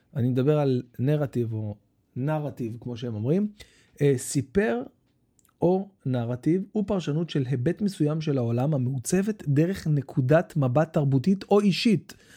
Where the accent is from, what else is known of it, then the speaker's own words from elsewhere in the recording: Bat Yam, Tel Aviv District, Israel; also born or lived in Jerusalem; עזבנו את ירושלים, עברנו לבת ים, הייתי בן שבע